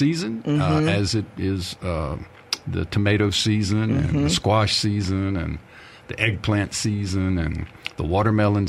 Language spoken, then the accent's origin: English; Wiggins, Mississippi, United States; I grew up in and around Wiggins, Mississippi